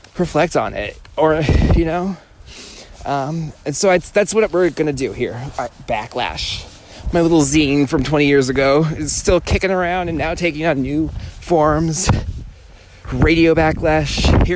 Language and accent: English; California, United States; moved away; I'm from California, born and raised.